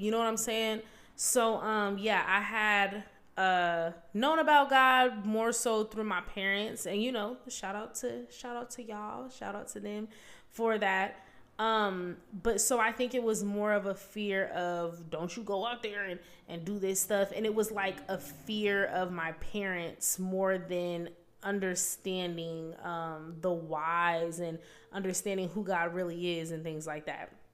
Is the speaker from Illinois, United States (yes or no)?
no; Vancouver, Washington, United States; moved away as an adult; I'm from Vancouver, Washington.